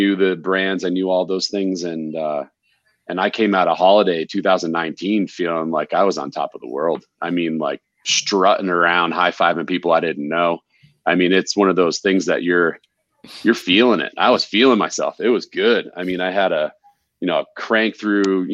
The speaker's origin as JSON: {"language": "English", "region": "New England", "country": "United States", "also_born_or_lived": "East", "moved": "yes", "lives_now": "Colorado, United States", "said": "We're both from New England. We live here in Colorado."}